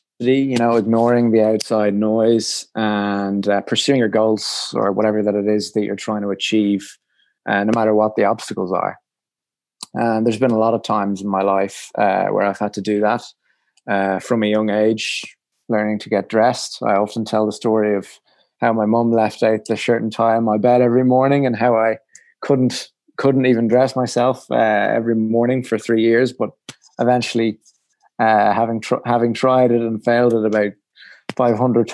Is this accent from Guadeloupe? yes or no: no; Ireland; I was from Ireland